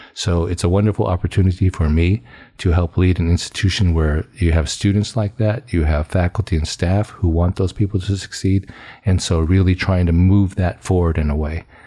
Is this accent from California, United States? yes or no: yes; Fresno, California, United States; I, uh, grew up on a small farm outside of Fresno, California